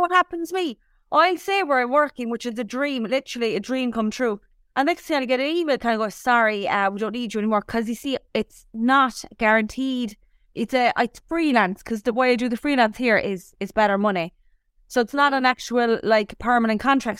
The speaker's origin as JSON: {"language": "English", "town": "Cork", "region": "Munster", "country": "Ireland", "moved": "yes", "said": "whenever I'm asked where you from, I'm like Cork"}